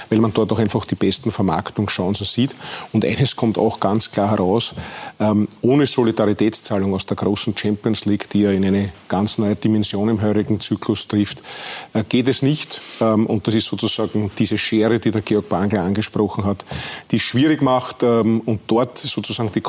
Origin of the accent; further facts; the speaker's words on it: Austria; Wir sind ja dort auch als Österreicher ganz gut vertreten.